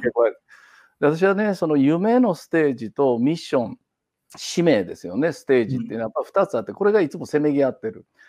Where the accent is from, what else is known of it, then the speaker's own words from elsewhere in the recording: Kansai, Japan; moved away as an adult; now in Kitakyushu, Japan; もともと関西人